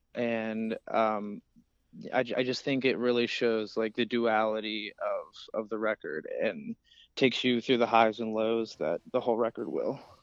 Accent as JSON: {"language": "English", "town": "Cincinnati", "region": "Ohio", "country": "United States", "said": "We're from Cincinnati, Ohio"}